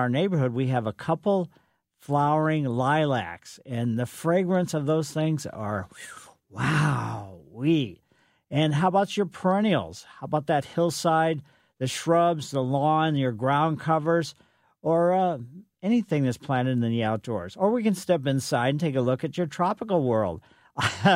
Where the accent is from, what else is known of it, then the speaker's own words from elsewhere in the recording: Ellisville, Missouri, United States; growing up on Maple Lane in Ellisville